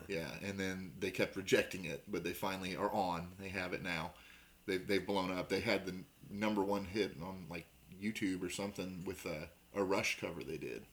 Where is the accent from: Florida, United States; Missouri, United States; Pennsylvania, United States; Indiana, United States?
Indiana, United States; Southern; we're from Southern Indiana